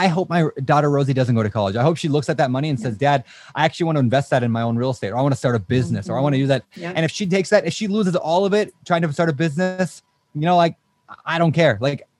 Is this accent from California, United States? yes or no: no; Washington, United States; See, I came from Washington, where the most expensive house in my area was like 300 grand.